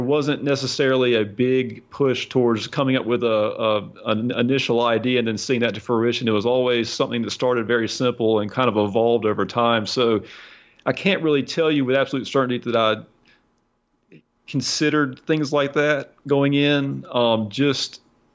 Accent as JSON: {"language": "English", "country": "United States"}